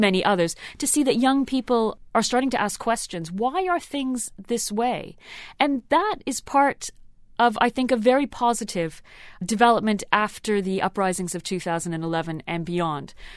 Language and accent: English; Canada; I grew up in Canada